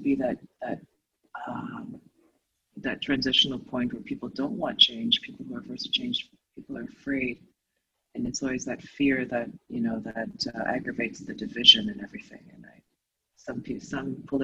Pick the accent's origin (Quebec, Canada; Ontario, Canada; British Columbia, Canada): Ontario, Canada; Toronto; also born or lived in Asia; growing up in Toronto and the cold winters